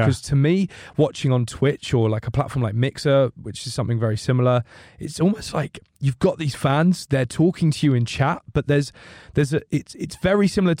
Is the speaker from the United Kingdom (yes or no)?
yes; United Kingdom; accent: British; The unreliable Brit.